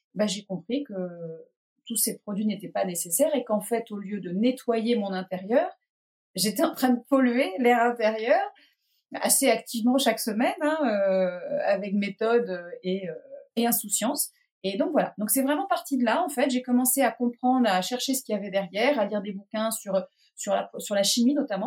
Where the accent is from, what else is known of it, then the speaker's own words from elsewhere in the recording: Pornichet, Pays de la Loire, France; moved away as an adult; now in Erquy, France; j'ai grandi à Pornichet, en Loire-Atlantique